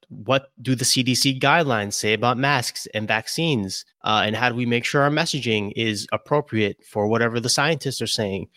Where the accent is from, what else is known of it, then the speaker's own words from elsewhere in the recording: Brooklyn, New York, United States; now in Albany, United States; I'm born and raised in Brooklyn.